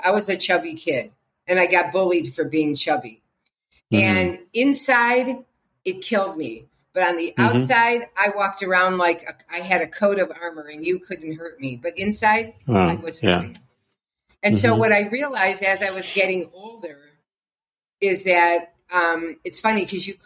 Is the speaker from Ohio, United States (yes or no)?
yes; Cleveland, Ohio, United States; I was raised in Cleveland, Ohio, in a very working class, hardworking Jewish family.